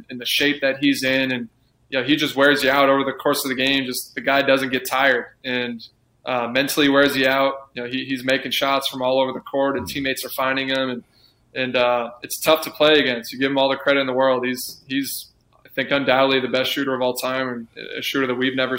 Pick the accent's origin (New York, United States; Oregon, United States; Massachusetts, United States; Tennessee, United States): New York, United States; moved away; my hometown